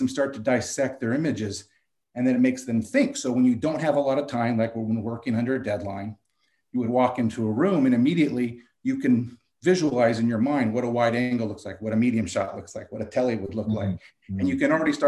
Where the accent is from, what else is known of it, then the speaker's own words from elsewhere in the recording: Carpinteria, California, United States; also born or lived in Santa Barbara, California; growing up in Carpinteria and living in Santa Barbara